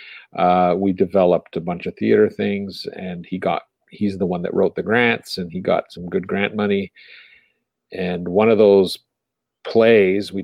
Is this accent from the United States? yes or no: no; Montreal, Quebec, Canada; moved away; also born or lived in Ontario; I'm from Montreal, Canada, which was a French city, and it was more European. And then we moved to Ontario